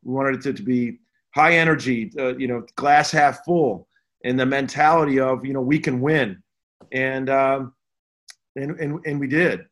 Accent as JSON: {"language": "English", "town": "Chicago", "region": "Illinois", "country": "United States", "tie": "born or raised there", "said": "I grew up in the Chicago area"}